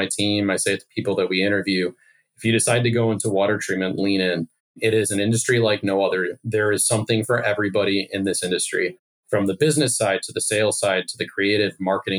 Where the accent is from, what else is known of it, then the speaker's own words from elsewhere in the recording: Chicago, Illinois, United States; also born or lived in Hickory, Kentucky; I grew up in the suburbs of Chicago